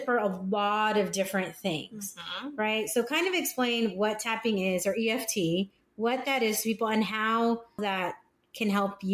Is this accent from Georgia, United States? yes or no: no; North County, California, United States; now in San Diego, United States; I grew up here, I grew up in North County